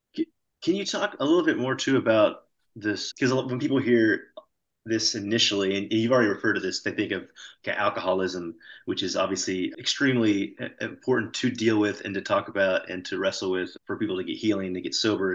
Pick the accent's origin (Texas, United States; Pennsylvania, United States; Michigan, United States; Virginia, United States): Texas, United States; I grew up Southern Baptist, state of Texas